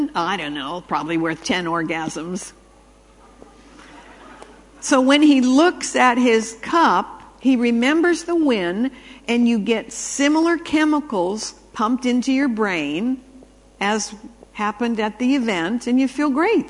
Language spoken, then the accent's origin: English; Canada; I was raised in Canada